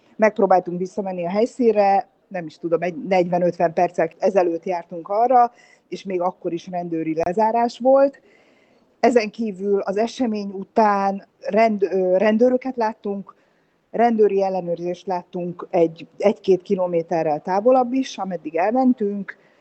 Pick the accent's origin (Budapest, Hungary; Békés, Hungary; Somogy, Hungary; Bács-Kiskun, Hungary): Budapest, Hungary